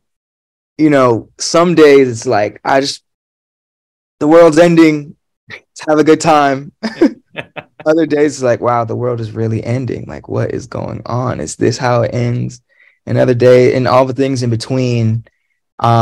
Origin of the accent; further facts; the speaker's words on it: Los Angeles, California, United States; I'm from San Pedro